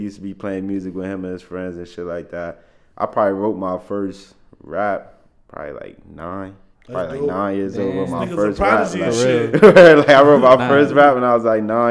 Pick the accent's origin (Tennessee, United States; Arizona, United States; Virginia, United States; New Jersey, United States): New Jersey, United States; Paterson; I'm from Paterson, New Jersey, man. Been there born and raised. Been there my whole life, 23 years.